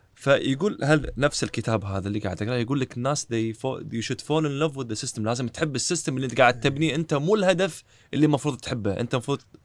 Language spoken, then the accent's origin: Arabic; Kuwait; عندنا بالكويت